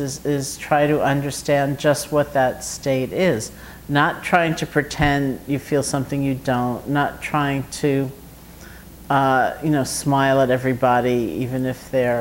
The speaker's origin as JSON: {"language": "English", "town": "New York City", "region": "New York", "country": "United States", "tie": "born or raised there", "also_born_or_lived": "Massachusetts", "moved": "as an adult", "said": "I grew up here in New York City in Washington Heights"}